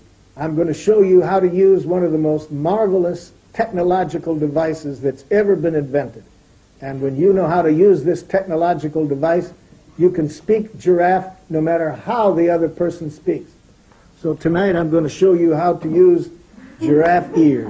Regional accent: Detroit, Michigan, United States; I grew up in Detroit, Michigan, in the United States.

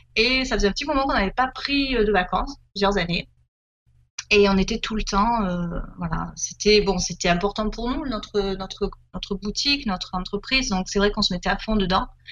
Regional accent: Marseille region, Provence-Alpes-Côte d'Azur, France; moved away as an adult; also born or lived in Var; on est originaire euh, du sud de la France, hein, de la région marseillaise, mais en fait, on a vécu pendant beaucoup d'années dans, le Var

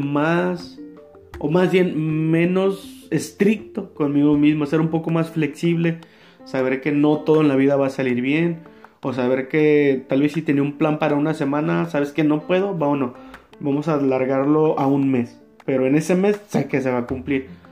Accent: Mexico; nosotros como mexicanos

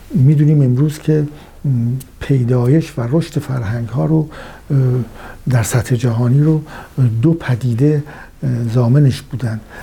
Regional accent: Iran; سرزمین فرهنگی ما ایرانیان

